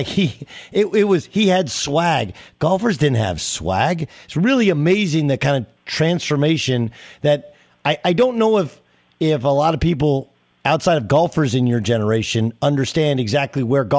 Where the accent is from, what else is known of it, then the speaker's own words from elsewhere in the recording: Orange County, California, United States; I grew up in Orange County, and you know, Tiger was, we were same age.